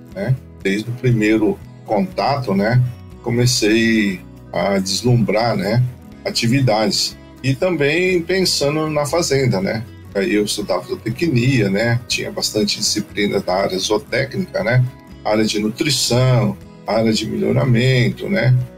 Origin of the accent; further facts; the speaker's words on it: Guararapes, São Paulo, Brazil; Eu sou da região de Araçatuba, né? Especificamente de Guararapes. Tive uma infância fabulosa